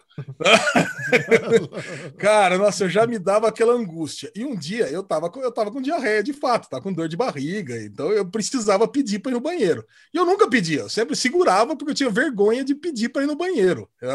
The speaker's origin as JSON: {"language": "Portuguese", "town": "Campinas", "region": "São Paulo", "country": "Brazil", "tie": "born or raised there", "said": "Aí eu saí do Estreado São João para ir para o São José, aqui de Campinas. Depois eu fui para ETEC"}